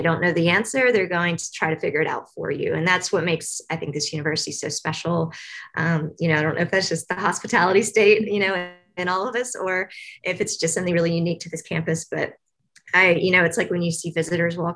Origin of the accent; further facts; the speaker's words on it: Tennessee, United States; I grew up in the South. Um, so I grew up just north of here in Tennessee.